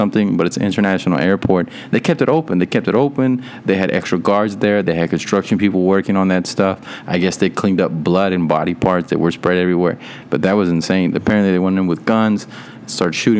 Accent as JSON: {"language": "English", "region": "Texas", "country": "United States", "tie": "born or raised there", "said": "I was born in Texas."}